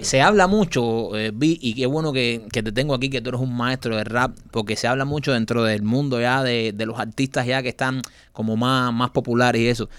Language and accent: Spanish; Cuba; moved away; poder ir a mi país y poderle enseñar a mis hijas donde yo nací